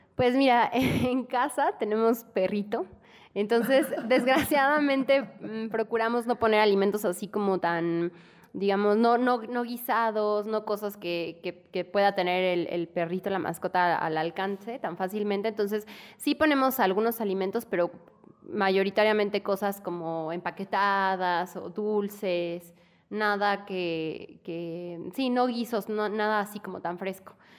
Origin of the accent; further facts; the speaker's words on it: Mexico; como mexicanos